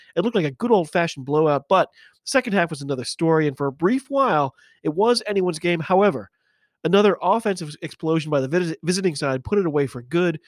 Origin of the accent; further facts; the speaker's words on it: United States; I'm an American